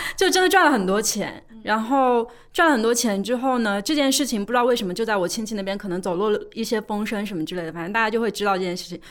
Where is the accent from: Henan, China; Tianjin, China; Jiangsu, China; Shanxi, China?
Jiangsu, China; Suzhou; 就是我是江苏人嘛，苏州人，我们那边有一个很重要的事情就是读书